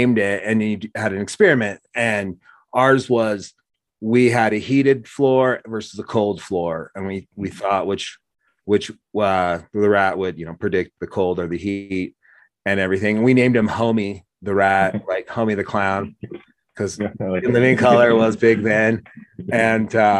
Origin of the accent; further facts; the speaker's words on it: Oregon, United States; when we were growing up in Oregon